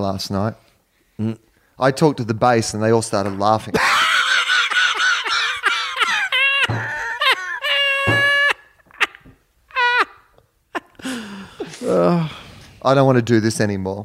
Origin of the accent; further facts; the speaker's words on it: Australia; moved away; I'm from Australia.